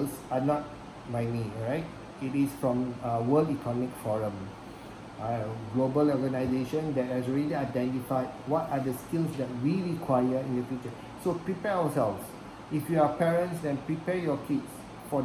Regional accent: Singapore; we are from Singapore

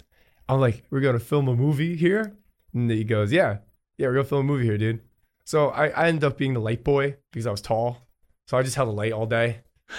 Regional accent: New Jersey, United States; I'm from New Jersey, man.

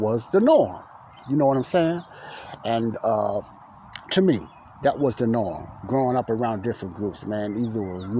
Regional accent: Chicago, Illinois, United States; I grew up in Morgan Park, and Ada Park was right down the street from the block Elizabeth I lived on in Chicago, Illinois, the south side of Chicago.

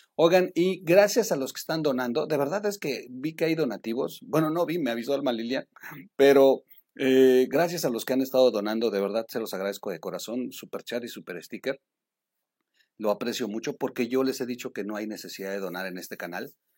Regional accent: Mexico; como mexicano

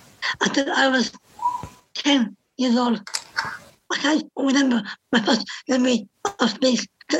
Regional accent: Cork, Munster, Ireland; I'm 36 years old and I'm from Cork.

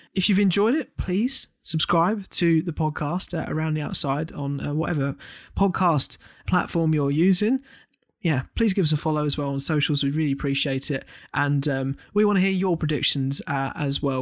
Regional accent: United Kingdom

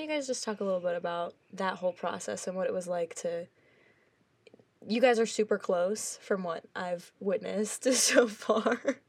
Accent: New Orleans, Louisiana, United States; which you heard before. My major is music business for now. And my hometown is New Orleans.

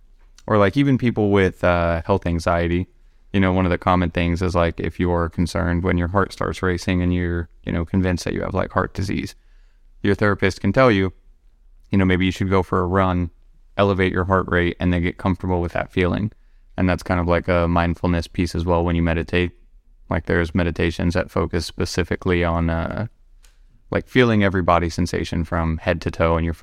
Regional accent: Wisconsin, United States; now in Seattle, United States; one of the biggest things I noticed moving to Seattle, because I came from Wisconsin, and coming from that Midwest sort of a little bit slower pace of life

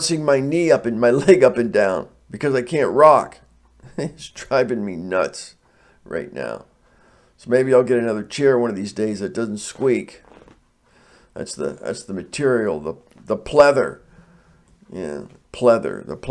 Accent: United States; I'm not a foreigner. I'm from the United States of America.

